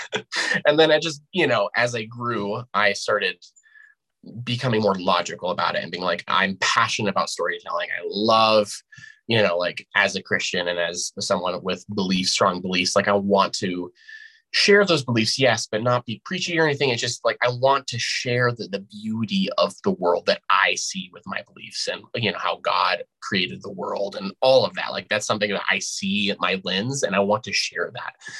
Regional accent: Albuquerque, New Mexico, United States; born and raised New Mexican

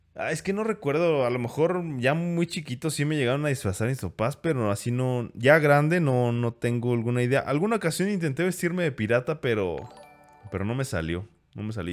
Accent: Mexico; como buenos mexicanos

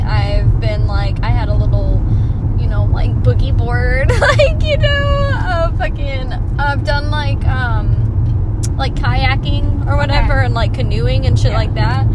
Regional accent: Texas, United States; I grew up in Texas

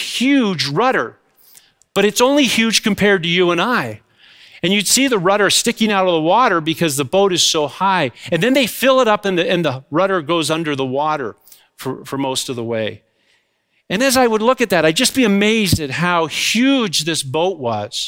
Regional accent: Goderich, Ontario, Canada; my hometown is Goderich

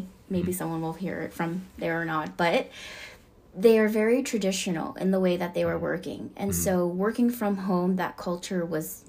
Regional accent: Alpharetta, Georgia, United States; also born or lived in South Korea / New York / New Jersey; So I was born and raised in Georgia. But my father, the first time he took a job in Korea was when I was in third grade. So I actually did half of third grade and half of fourth grade in Korea.

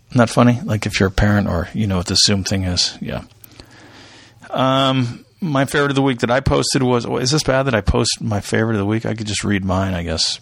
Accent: United States; we're American

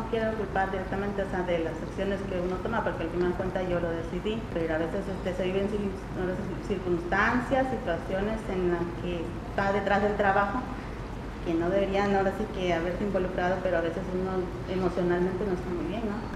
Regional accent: Veracruz, Mexico; Soy de Veracruz, Veracruz. Vivo en la colonia Iván Gómez Gómez mm, con mis dos hijos en un cuartito que yo rento para ellos y para mí.

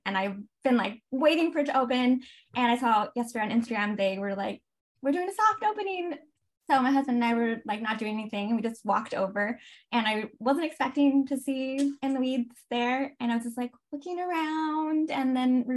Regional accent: Riverside, California, United States; moved away as an adult; now in San Diego, United States; I'm originally from a town called Riverside. That's where I grew up

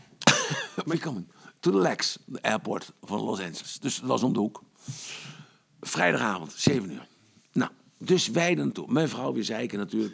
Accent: Netherlands; from Holland

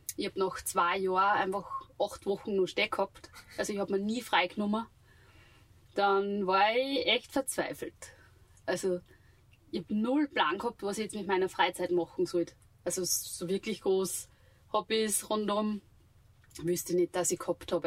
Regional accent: Steinbach an der Steyr, Upper Austria, Austria; ich bin gebürtig aus Steinbach an der Steier

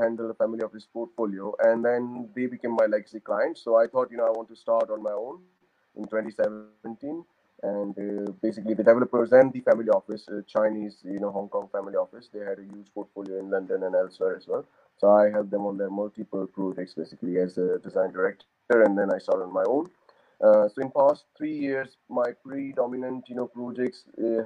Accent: India; moved away as an adult; also born or lived in Oxford, United Kingdom; now in United Kingdom; So originally I come from India. I moved to UK in 2007 to pursue my master's in architecture

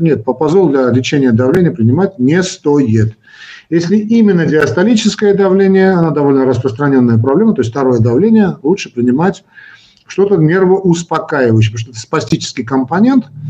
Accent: Armenia; Я хоть и армянин, но считаю себя человеком э, российской, русской культуры

